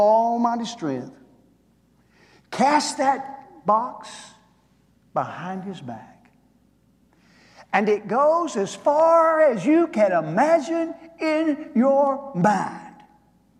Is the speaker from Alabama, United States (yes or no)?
yes; Green Hill, Alabama, United States; I grew up over in the Florence area, up in Green Hill